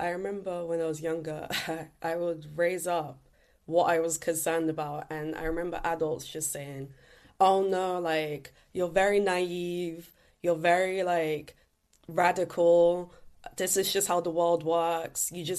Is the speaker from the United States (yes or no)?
no; London, United Kingdom; Growing up in East London in particular, I just looked around and said, we have so many issues regarding air pollution, litter pollution